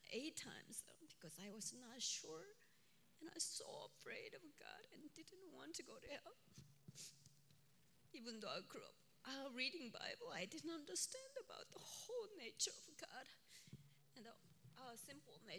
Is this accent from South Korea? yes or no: yes; South Korea; moved away as an adult; also born or lived in Michigan / Georgia; now in Minneapolis, United States; Um, I was born in South Korea, um, in an island which lies uh, um, in the Yellow Sea, um, like uh, about 15 miles from the main island